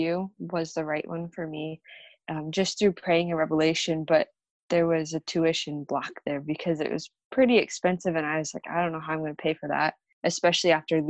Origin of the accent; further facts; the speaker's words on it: Arizona, United States; I'm from Arizona